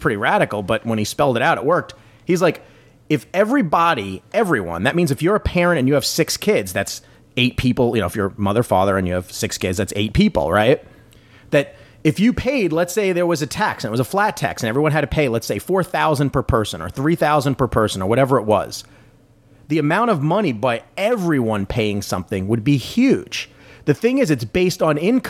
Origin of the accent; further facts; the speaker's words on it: United States; I'm an American